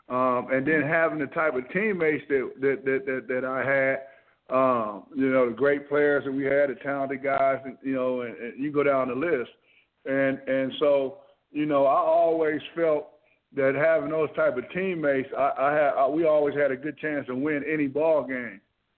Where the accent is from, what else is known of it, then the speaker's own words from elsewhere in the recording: Ann Arbor, Michigan, United States; also born or lived in Detroit, Michigan; I'm originally from Ann Arbor. You know, I was born in Detroit, but I was raised in Ann Arbor. Went to elementary school there.